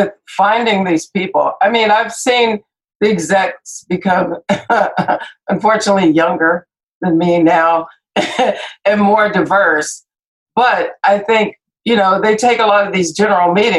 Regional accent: Compton, California, United States; I grew up in Compton

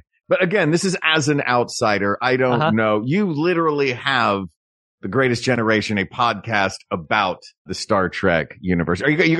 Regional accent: the South, United States; As a Southerner, honor. I say umbrella.

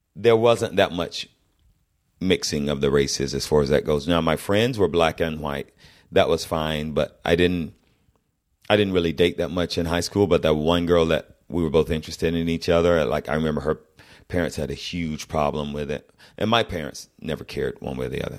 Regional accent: Fayetteville, Georgia, United States; moved away; I'm from the South, and I'm from what was then fairly deep South

